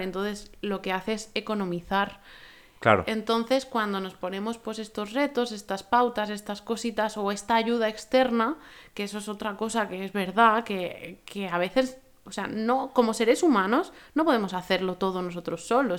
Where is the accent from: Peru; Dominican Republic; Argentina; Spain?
Spain